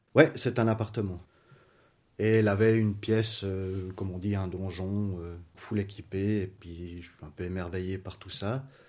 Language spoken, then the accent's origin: French; Lausanne, Vaud, Switzerland; je viens de Lausanne, j'ai 39 ans